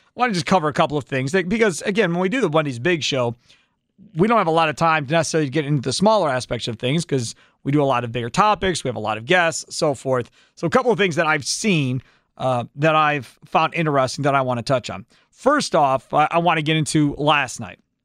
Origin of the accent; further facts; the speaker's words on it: Kenosha, Wisconsin, United States; Having been born and raised in Kenosha and never leaving Wisconsin as far as living here